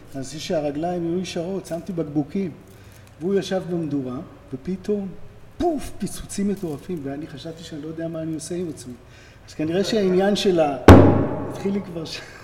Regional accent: Jerusalem, Jerusalem District, Israel; חברים מגיל שש בירושלים. גדלנו יחד בשכונת, אה, בבאקה

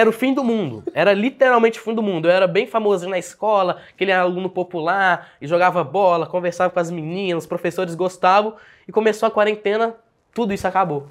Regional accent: Belo Horizonte, Minas Gerais, Brazil; also born or lived in Uberlândia / Araguari; Eu nasci em Belo Horizonte, nasci aqui em Belo Horizonte, morei aqui até os meus 14 anos

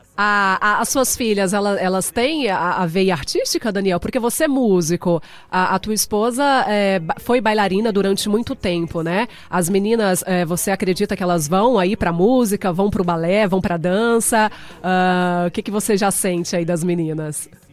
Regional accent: Cuiabá, Mato Grosso, Brazil; now in United States; Cuiabá, Mato Grosso, terra quente, a minha terrinha, Cuiabá.

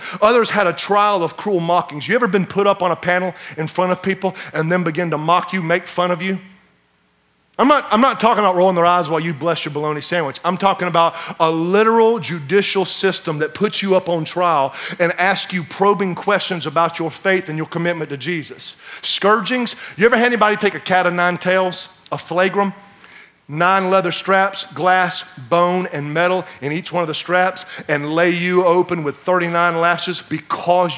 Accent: United States; As American Christians

